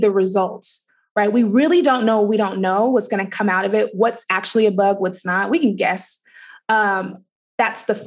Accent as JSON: {"language": "English", "town": "Oakland", "region": "California", "country": "United States", "tie": "born or raised there", "said": "I grew up in Oakland, California"}